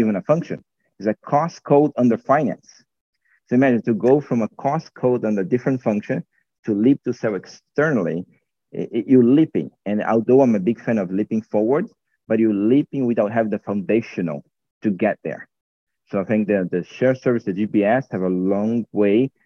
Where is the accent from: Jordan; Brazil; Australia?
Brazil; moved away as an adult; also born or lived in United States; now in Romania; I was actually born and raised in Brazil